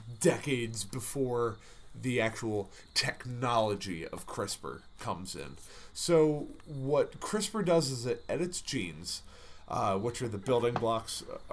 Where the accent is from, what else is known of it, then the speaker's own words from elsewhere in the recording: Boston, Massachusetts, United States; Same reason people in Boston have dumb accents. Yeah. I'm from Boston and everything's awful.